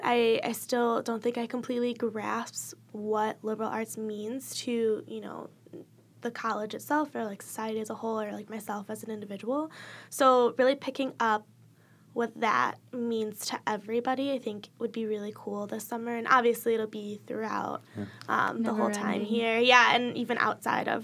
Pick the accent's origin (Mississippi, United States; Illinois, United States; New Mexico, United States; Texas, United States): Illinois, United States; moved away as an adult; now in East Lansing, United States; I'm from Illinois